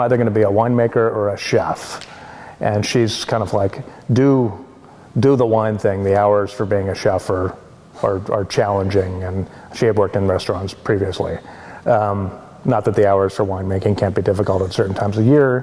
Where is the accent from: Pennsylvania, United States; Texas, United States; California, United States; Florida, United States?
Florida, United States; moved away as an adult; also born or lived in Washington / New Zealand; now in Oregon, United States; I grew up in Florida and studied geology there.